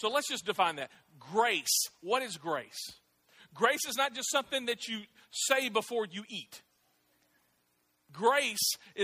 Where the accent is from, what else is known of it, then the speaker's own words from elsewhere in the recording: Clarksville, Tennessee, United States; I grew up here in Clarksville. I went to Austin Peay